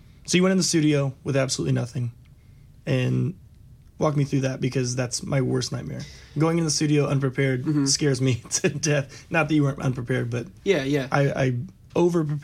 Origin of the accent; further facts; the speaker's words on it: Dallas, Texas, United States; I grew up in Dallas.